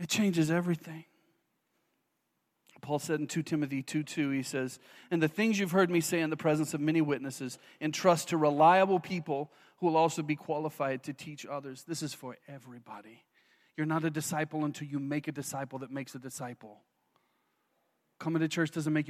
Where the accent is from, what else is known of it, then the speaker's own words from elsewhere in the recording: the Bible Belt, United States; moved away as an adult; I grew up in the Bible Belt